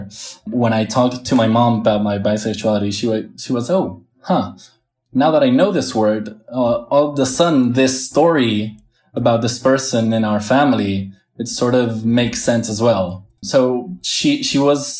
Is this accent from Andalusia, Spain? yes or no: no; Premià de Mar, Catalonia, Spain; also born or lived in Barcelona / United States; I was born in Barcelona, but grew up in this area for a while, and I lived in the States also